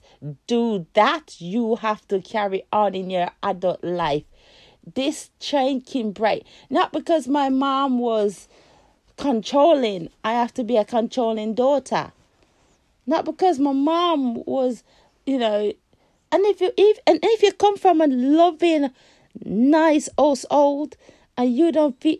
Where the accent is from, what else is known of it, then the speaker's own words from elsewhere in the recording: Jamaica; also born or lived in England; now in United Kingdom; I come from a country where there's no rules. And even if it's rules, people broke them every day. I was born in Jamaica.